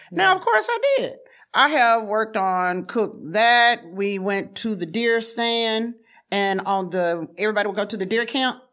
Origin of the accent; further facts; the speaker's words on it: the South, United States; moved away; I was from the South